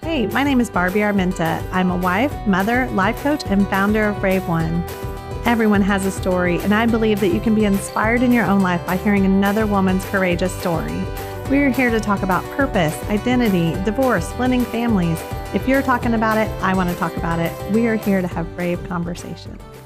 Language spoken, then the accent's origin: English; Texas, United States; as a Texan, what we say is you're either from here or you get here as fast as you can